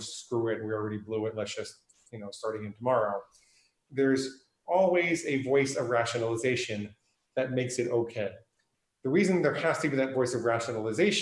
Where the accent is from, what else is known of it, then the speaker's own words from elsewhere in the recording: New York, United States; also born or lived in New Hampshire; now in Portland, United States; I live in Portland, Oregon. I grew up in New York and I spent 14 years in New Hampshire